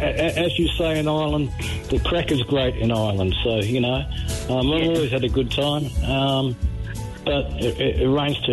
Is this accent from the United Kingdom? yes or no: no; Australia; I was brought up educated in Australia